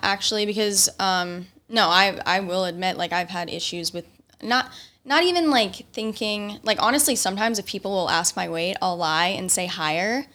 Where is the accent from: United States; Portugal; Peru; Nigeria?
United States; Indiana; moved away; I'm from Indiana